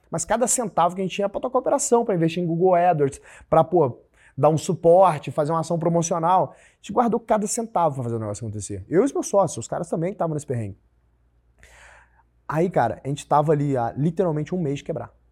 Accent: Brazil; mas eu sou do Brasil, eu tô fazendo um business que é parecido com esse MyTaxi que tem em Alemanha

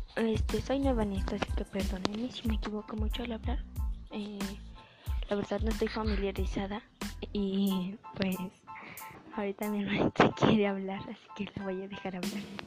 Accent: Mexico; soy de México

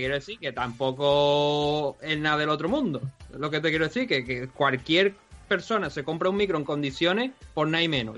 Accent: Andalusia, Spain; nosotros dos somos andaluces

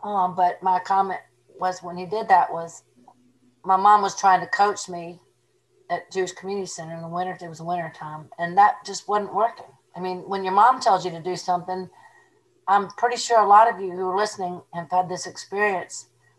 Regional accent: Cuba; I'm from Cuba.

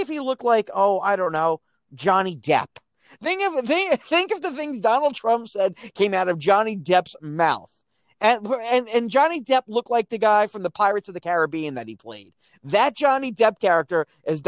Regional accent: United States; I'm growing up in Reagan's United States

